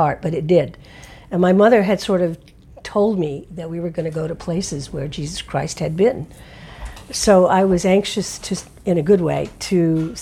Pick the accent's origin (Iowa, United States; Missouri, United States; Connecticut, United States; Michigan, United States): Connecticut, United States; And I grew up in Connecticut, very preppy Connecticut